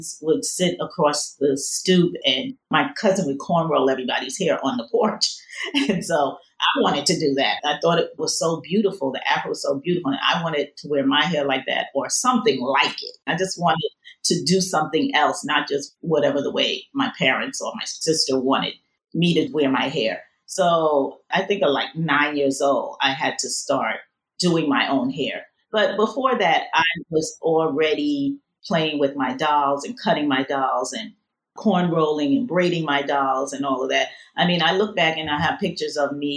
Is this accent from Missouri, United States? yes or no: no; New York City, New York, United States; I was actually born in the Bronx